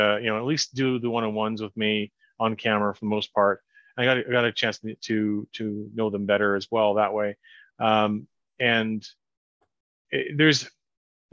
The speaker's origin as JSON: {"language": "English", "town": "Kelowna", "region": "British Columbia", "country": "Canada", "tie": "born or raised there", "said": "the people I know in my hometown"}